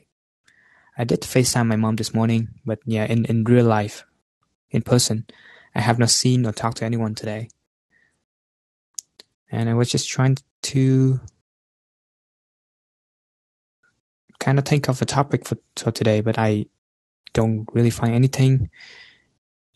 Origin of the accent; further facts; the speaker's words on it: Vietnam; moved away; I'm far from Vietnam right now, you know, my hometown